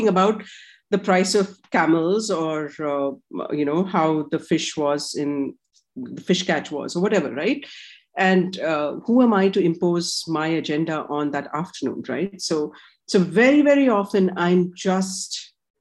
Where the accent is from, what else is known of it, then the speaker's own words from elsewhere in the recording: India; I'm Indian